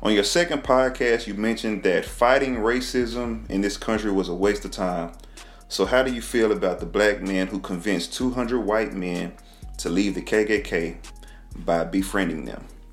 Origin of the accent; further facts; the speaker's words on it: Texas, United States; I'm from Texas, man. You know, in Texas, we kind of relate with the South first